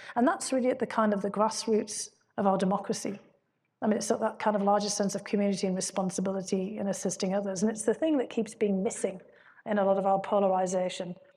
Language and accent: English; County Durham, North East England, United Kingdom; moved away as an adult; now in United States; my hometown